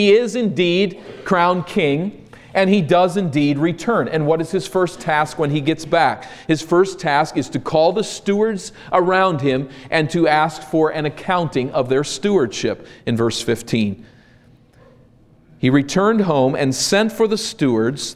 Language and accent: English; East Coast, United States; moved away; I grew up on the East Coast, and for us, vacation was to go to the shore, to the ocean.